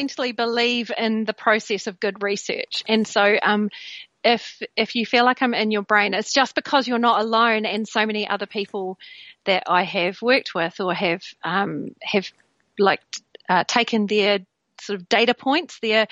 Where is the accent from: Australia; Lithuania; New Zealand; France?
New Zealand; now in Bristol, United Kingdom; I was born in New Zealand, but I live in Bristol, and I've lived in the UK for many, many years